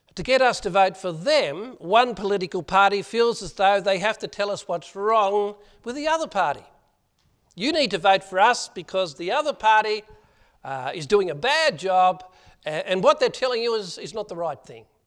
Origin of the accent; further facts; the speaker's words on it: Australia; accent: Aussie; my Aussie accent